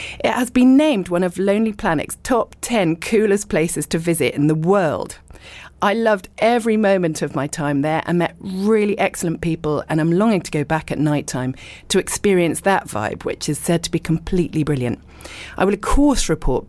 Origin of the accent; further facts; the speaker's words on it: Richmond, London, United Kingdom; moved away as an adult; also born or lived in abroad; I was born in Richmond and I lived and worked in London, but then I lived abroad for a long time. I'm now back in the UK and I live in East Sheen.